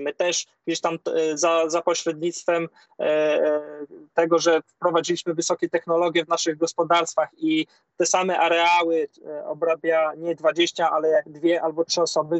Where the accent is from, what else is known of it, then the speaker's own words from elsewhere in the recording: Podlaskie Voivodeship, Poland; u nas na Podlasiu